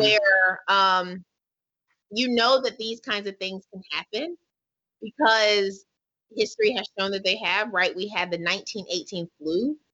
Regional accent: Hillsborough, North Carolina, United States; I'm from Hillsborough, North Carolina, which is a rural part of North Carolina near the Durham, Raleigh, Durham area

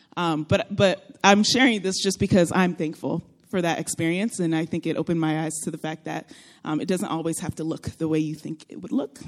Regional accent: Florida, United States; moved away as an adult; also born or lived in Texas; now in California, United States; I am originally from Florida.

